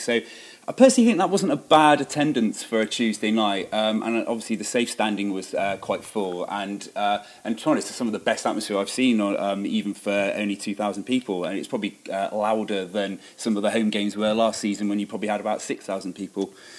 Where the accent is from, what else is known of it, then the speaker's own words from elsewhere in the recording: Bristol, South West England, United Kingdom; moved away as an adult; now in Shrewsbury, United Kingdom; you could probably tell from my accent I'm not actually from these parts. I'm actually from Bristol